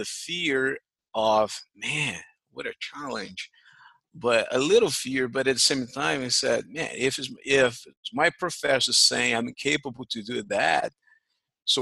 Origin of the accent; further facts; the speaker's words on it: Rio de Janeiro, Brazil; English is a second language; moved away as an adult; now in United States; I grew up I was born in Estácio, near mm-hmm. to Tijuca.